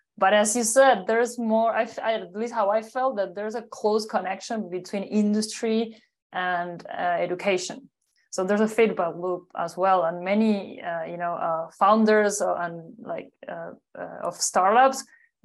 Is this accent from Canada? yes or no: no; Uruguay; I'm originally from Uruguay, South America, a small but strong country between Argentina and Brazil.